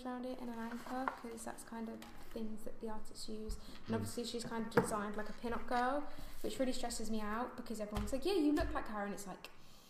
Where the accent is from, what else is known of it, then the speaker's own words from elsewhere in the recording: London, United Kingdom; I'm just from London. No, Southwest London